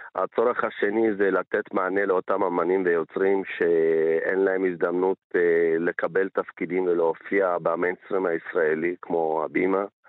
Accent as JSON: {"language": "Hebrew", "area": "village near Mount Ambover", "region": "Amhara", "country": "Ethiopia", "tie": "born or raised there", "moved": "yes", "lives_now": "Israel", "said": "אני עוד כילד הייתי, התגוררתי בכפר מצ'ה למרגלות הר אמבובר"}